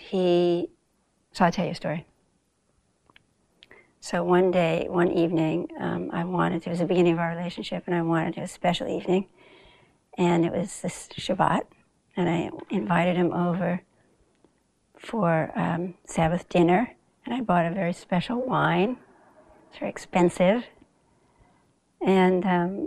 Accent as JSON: {"language": "English", "region": "Southern California", "country": "United States", "tie": "born or raised there", "also_born_or_lived": "Bronx, New York / Africa", "moved": "as an adult", "lives_now": "New York, United States", "said": "I was born here, you know, in the Bronx. But I grew up mostly in Southern California"}